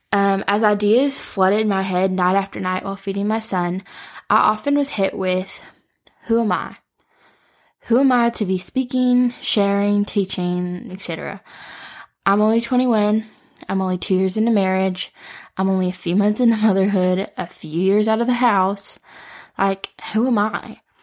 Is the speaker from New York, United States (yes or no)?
no; Detroit, Michigan, United States; moved away as an adult; now in Nashville, United States; I am from the Metro Detroit area, but I moved to Nashville on my own at eighteen.